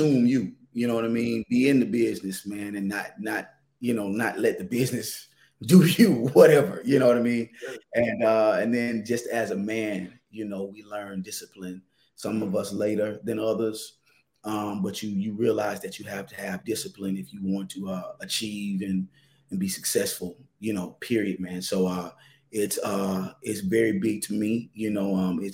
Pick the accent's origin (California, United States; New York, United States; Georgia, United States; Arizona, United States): Georgia, United States; Atlanta; I'm a native of Atlanta.